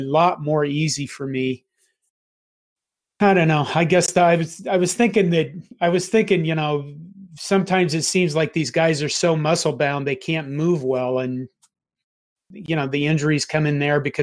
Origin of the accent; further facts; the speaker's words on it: Nebraska, United States; growing up in Nebraska, everything except Omaha and Lincoln's pretty much rural